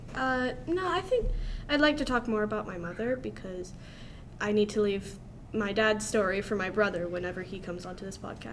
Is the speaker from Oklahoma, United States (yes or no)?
no; Indiana, United States; now in North Alabama, United States; I was born in Indiana